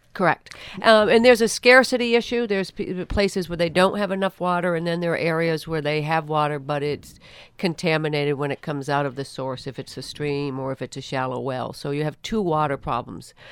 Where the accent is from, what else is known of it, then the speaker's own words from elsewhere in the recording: Rutland, Vermont, United States; my hometown of Rutland, Vermont